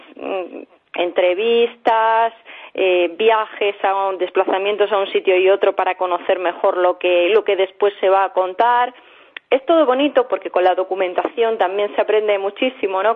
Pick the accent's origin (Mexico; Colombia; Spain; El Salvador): Spain; Villanueva de la Serena, Extremadura; moved away as an adult; also born or lived in Seville / Mérida; now in Madrid, Spain; Nací en Sevilla, pero me he criado en Villanueva la Serena